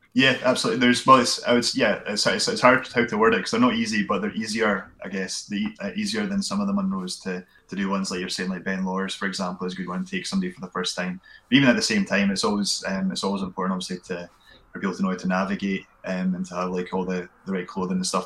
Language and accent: English; Glenrothes, Scotland, United Kingdom; also born or lived in Kirkcaldy / Perth / Stirling; born in Kirkcaldy and grew up in Glenrothes